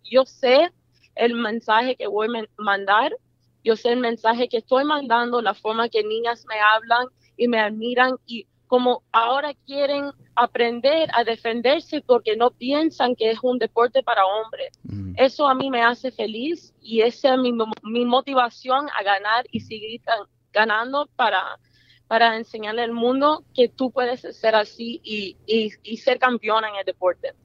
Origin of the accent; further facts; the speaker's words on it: Miami, Florida, United States; yo nací en Miami